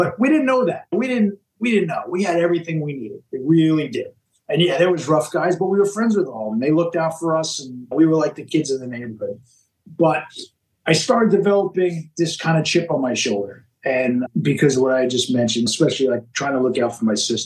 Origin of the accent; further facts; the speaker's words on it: Long Island, New York, United States; I grew up on Long Island, New York